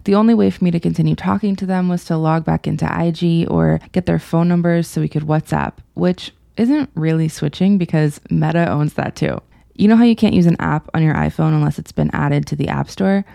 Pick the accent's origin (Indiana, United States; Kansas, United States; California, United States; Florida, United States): Florida, United States; my home state of Florida